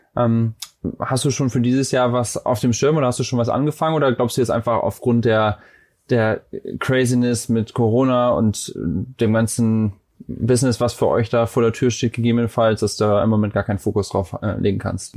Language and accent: German; Germany; moved away as an adult; now in United States; als Deutscher, der hier hingezogen ist, ist ja mittlerweile auch schon vor acht Jahren